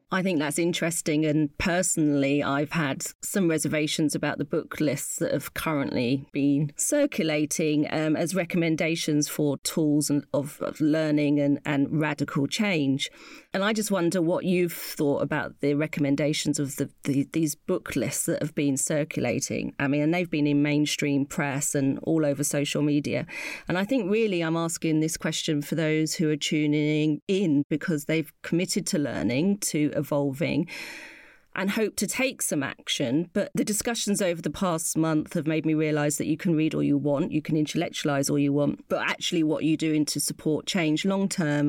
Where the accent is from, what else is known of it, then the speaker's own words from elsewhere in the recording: United Kingdom; as a mixed race uh, British Ghanaian